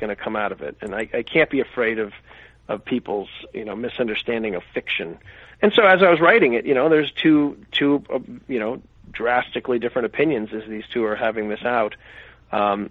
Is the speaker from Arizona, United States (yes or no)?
yes; Phoenix, Arizona, United States; I grew up in Phoenix, and I, you know, lived in a small town